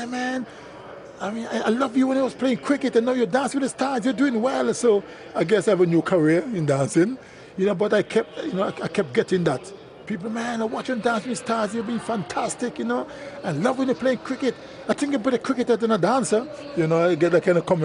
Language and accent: English; Antigua & Barbuda; I'm from Antigua. We're naturally rhythmic people.